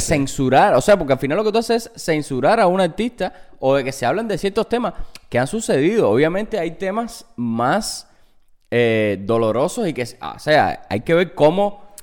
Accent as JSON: {"language": "Spanish", "country": "Cuba", "moved": "yes", "lives_now": "United States", "said": "yo soy cubano"}